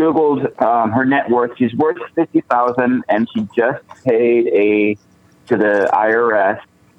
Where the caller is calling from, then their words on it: Bridgeport, Oregon, United States; I'm actually from Bridgeport, Oregon.